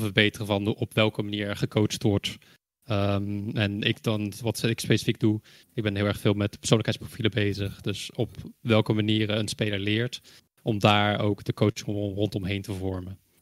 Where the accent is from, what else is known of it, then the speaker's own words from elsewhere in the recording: Netherlands; ik kom zelf uit Nederland.